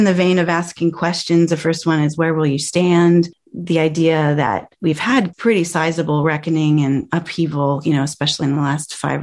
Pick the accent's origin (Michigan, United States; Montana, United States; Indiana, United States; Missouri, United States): Missouri, United States; St. Louis; I grew up in St. Louis